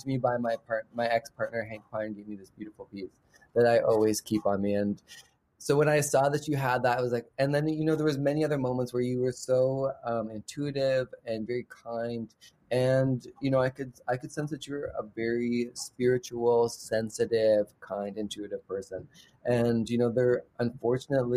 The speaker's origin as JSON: {"language": "English", "town": "London", "region": "Ontario", "country": "Canada", "tie": "born or raised there", "said": "I was raised in London, Ontario."}